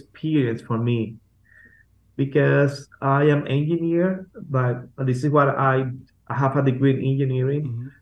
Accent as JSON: {"language": "English", "country": "Venezuela", "second_language": "English", "moved": "as an adult", "lives_now": "Basque Country, Spain", "said": "I am originally from Venezuela, but I have been serving God in Spain for the last 13 years with my family in the Basque Country"}